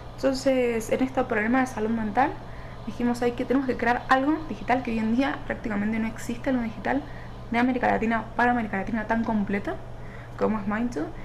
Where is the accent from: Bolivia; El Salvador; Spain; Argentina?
Argentina; now in Mexico City, Mexico; Soy argentina, pero actualmente vivo en Ciudad de México